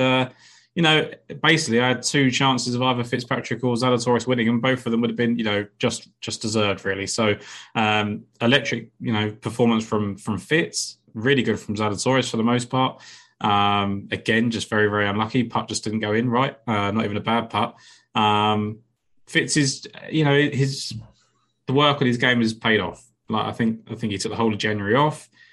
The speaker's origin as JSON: {"language": "English", "region": "England", "country": "United Kingdom", "said": "I'm English."}